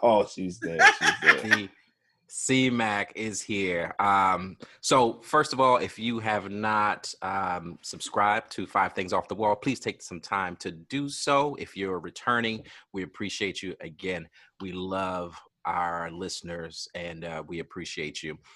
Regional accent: Georgetown, South Carolina, United States; moved away; I grew up in Georgetown, South Carolina

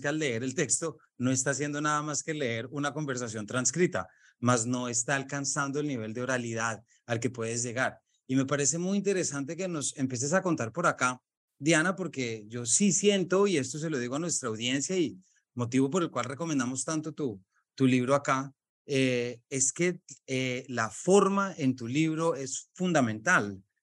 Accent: Colombia; colombiano, padre de tres

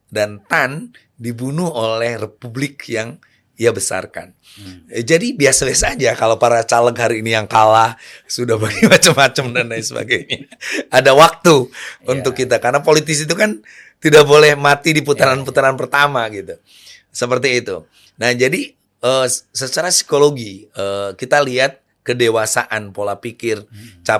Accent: Majalengka, West Java, Indonesia; Di daerah saya, di daerah Lebah Sugih. Majalengka.

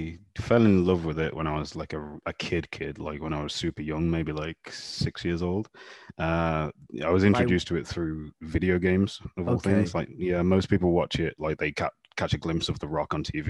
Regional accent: Birmingham, West Midlands, United Kingdom; now in Lisbon, Portugal; I'm from jolly old England, Birmingham to be specific. Probably I'm a Brummie. Probably the most unremarkable of all the big cities in the UK.

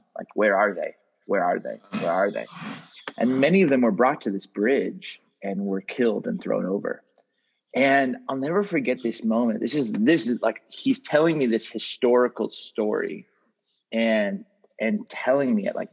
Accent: Southern California, United States; I grew up in Southern California

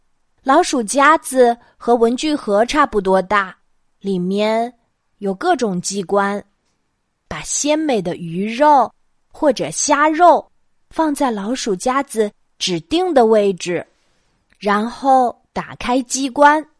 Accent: Jiangsu, China; moved away; 今晚我又要给大家讲我小时候的故事啦。 … 的家在江苏，在我小时候住的小镇上，

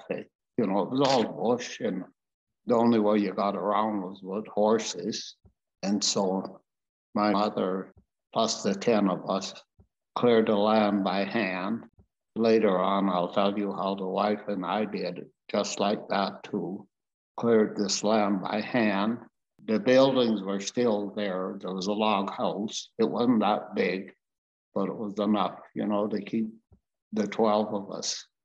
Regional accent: Kelowna, British Columbia, Canada; also born or lived in Edmonton; From there, it was a bad year for my parents, not only my parents, but everybody. It was dry. And so we moved to Kelowna, where one of my uncles worked in uh, where they make ketchup.

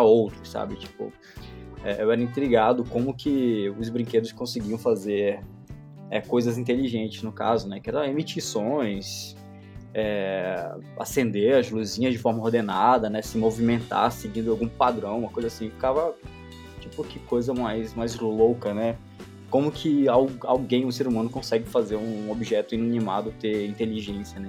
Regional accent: Belém, Pará, Brazil; eu sou de Belém do Pará

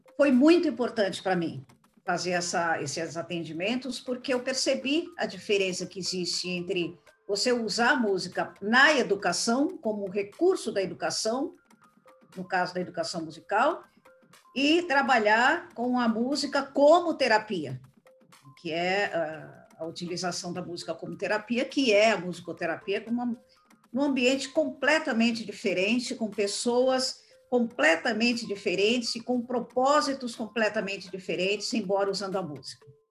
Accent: São Paulo, Brazil; eu voltei para São Paulo, porque eu sou paulista

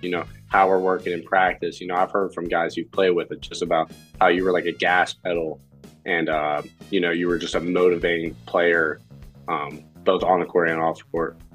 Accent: Pittsburgh, Pennsylvania, United States; Pittsburgh guy, born and raised

